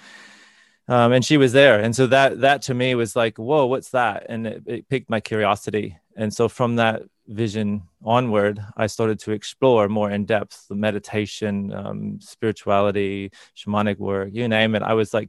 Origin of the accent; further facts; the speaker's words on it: Indiana, United States; I grew up in Northern Indiana, so in the middle of America.